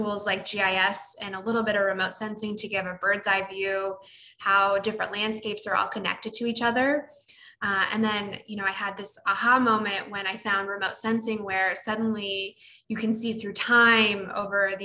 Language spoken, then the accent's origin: English; United States; I grew up in the United States